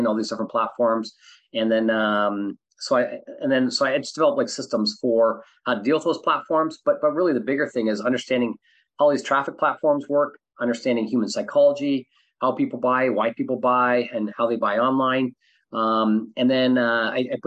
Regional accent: Canada; also born or lived in Southern California; now in California, United States; I'm originally from Canada. I live in, California.

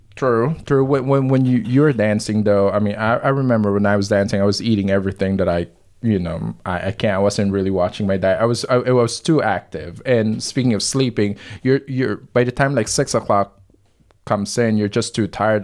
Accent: Manila, Metro Manila, Philippines; moved away as an adult; also born or lived in Nashville, Tennessee / Russia / San Francisco; now in St. Louis, United States; I was born in Manila, Philippines, but I moved to Nashville, Tennessee, uh, after college. Uh, I was eighteen

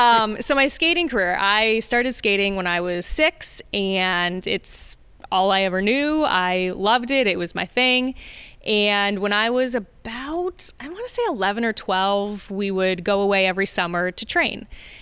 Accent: Fairport, New York, United States; also born or lived in Rochester, New York / Bloomfield Hills, Michigan; I'm from Rochester. You know, I think I was born at RGH. Okay. Born and raised in Rochester. Fairport has been my hometown since I was like two.

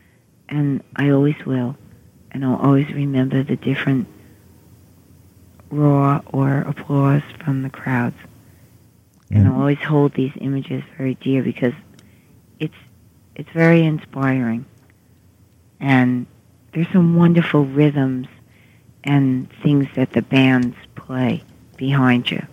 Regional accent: New York City, New York, United States; accent: Queens English; I'm from Queens, New York

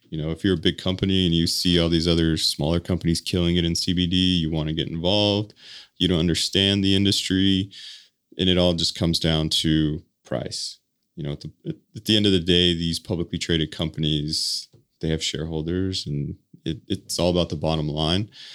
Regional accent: Colorado, United States; moved away as an adult; now in Utah, United States; born and raised in Colorado

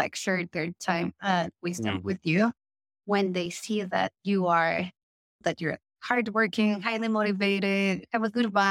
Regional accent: Mexico; moved away; Mexico, my home country

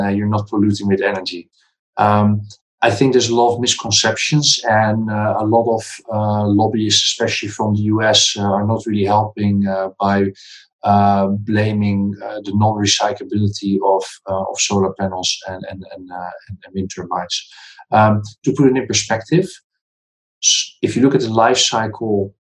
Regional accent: Netherlands; moved away as an adult; also born or lived in Kazakhstan / Singapore; I'm from the Netherlands.

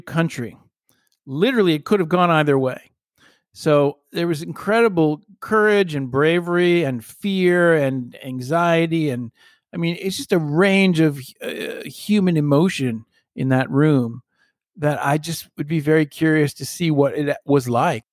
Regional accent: United States; as an American, a kid growing up who loved history

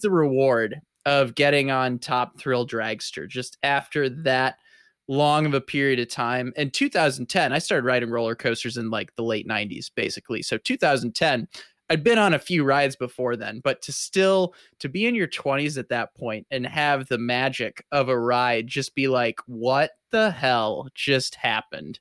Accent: Midwest, United States; growing up in the Midwest

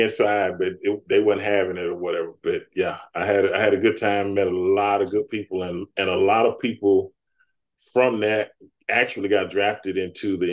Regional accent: Dallas, Texas, United States; I was from Dallas, Texas

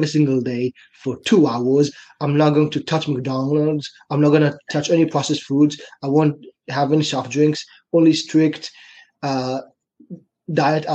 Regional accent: China; moved away as an adult; also born or lived in Israel; now in Canada; as you can probably hear from my accent, I'm from Israel. When I was six, my family and I, we moved to China. I grew up there.

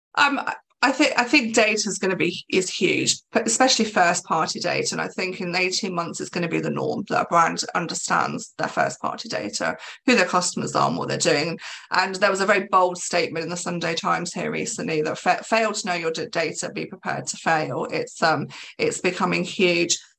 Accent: England, United Kingdom; I'm English

